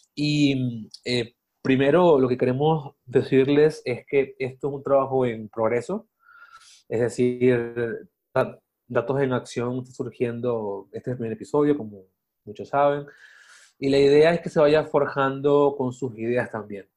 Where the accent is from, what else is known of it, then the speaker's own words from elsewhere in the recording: Venezuela; moved away as an adult; also born or lived in Mexico City; now in Mexico; soy de Venezuela, eh, vivo aquí en México hace cuatro años prácticamente